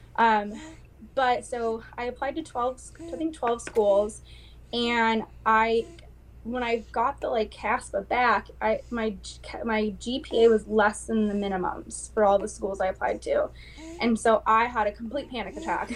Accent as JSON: {"language": "English", "region": "West Coast", "country": "United States", "moved": "yes", "lives_now": "Manchester, United States", "said": "I am originally from the West Coast"}